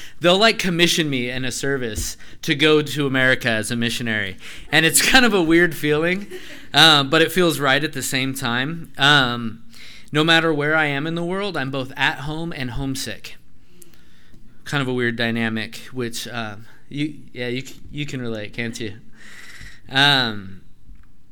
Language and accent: English; Grass Valley, California, United States; I was born in Grass Valley.